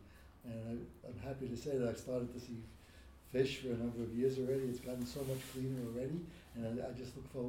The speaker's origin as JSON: {"language": "English", "town": "New York City", "region": "New York", "country": "United States", "tie": "born or raised there", "said": "local, born and raised in Greenpoint, local businessman."}